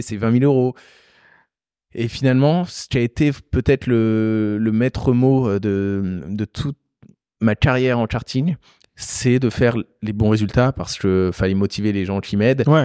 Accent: Beauce, Centre-Val de Loire, France; moved away as an adult; also born or lived in Paris; je viens de la Beauce

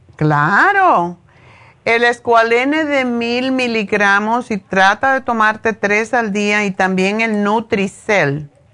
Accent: Cuba; yo soy cubana

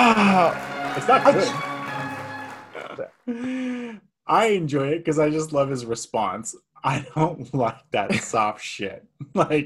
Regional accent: Bay Area, California, United States; growing up in the Bay Area

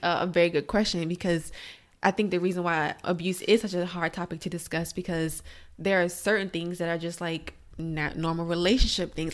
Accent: Alexandria, Virginia, United States; moved away as an adult; also born or lived in Florida; now in Maryland, United States; I'm from Alexandria, Virginia. That's where I grew up.

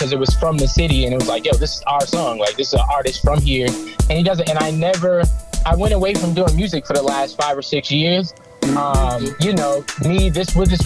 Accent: Boston, Massachusetts, United States; also born or lived in Mattapan / Hyde Park / Roxbury; I'm just a Boston, a city boy

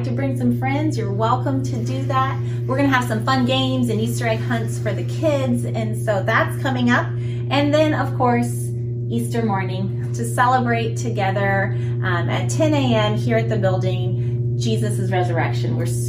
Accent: Guinea; I remembered back in my teen years, I lived in Guinea, West Africa. Some of you guys knew that. I grew up in Africa

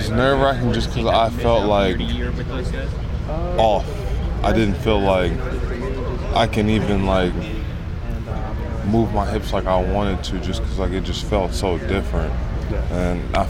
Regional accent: Los Angeles, California, United States; also born or lived in Nebraska; now in New York area, United States; I'm from Los Angeles.

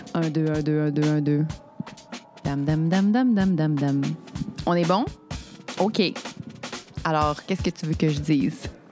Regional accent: Quebec, Canada; En tant que Québécoise

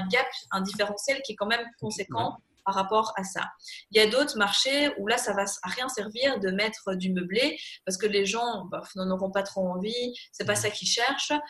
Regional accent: Belgium

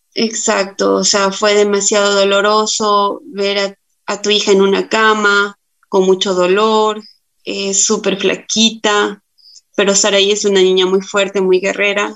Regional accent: Tulcán, Carchi, Ecuador; yo soy de la ciudad de Tulcán

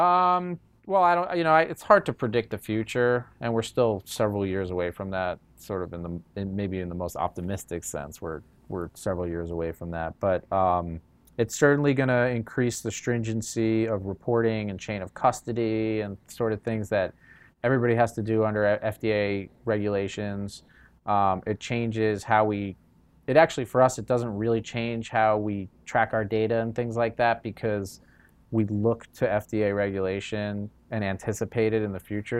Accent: New York, United States; moved away as an adult; now in California, United States; I came from New York originally

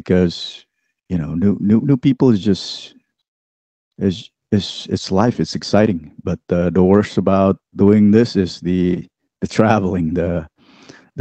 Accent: Indonesia; moved away; I grew up in Indonesia

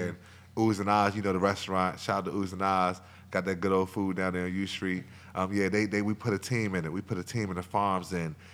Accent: Alexandria, Virginia, United States; also born or lived in Arlington, Virginia; growing up in Alexandria

